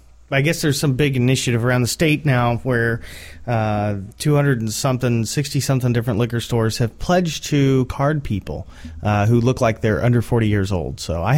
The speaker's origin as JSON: {"language": "English", "town": "Indianapolis", "region": "Indiana", "country": "United States", "said": "We are from Indianapolis"}